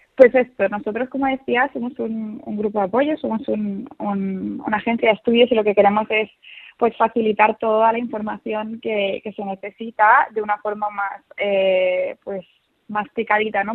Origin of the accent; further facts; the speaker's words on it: Seville, Andalusia, Spain; also born or lived in Madrid; nací en Madrid, pero como muy joven nos mudamos toda la familia a Sevilla